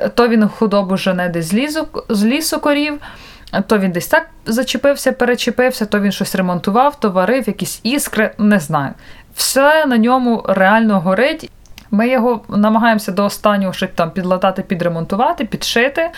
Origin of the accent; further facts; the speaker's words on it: Vinnytsia, Vinnytsia Oblast, Ukraine; Я ж сама з Вінниці маю там дуже багато друзів і подруг